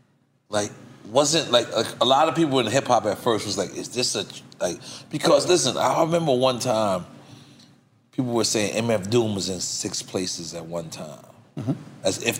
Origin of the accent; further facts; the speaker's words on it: New York City, New York, United States; I'm not from Queensbridge. I'm from Left Rack City.